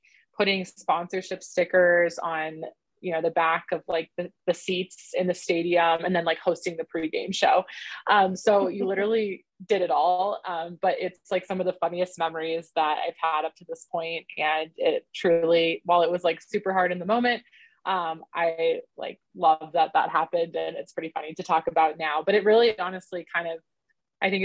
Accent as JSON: {"language": "English", "region": "Southern California", "country": "United States", "tie": "born or raised there", "also_born_or_lived": "East Carolina University, North Carolina", "moved": "as an adult", "lives_now": "Denver, United States", "said": "I grew up in Southern California"}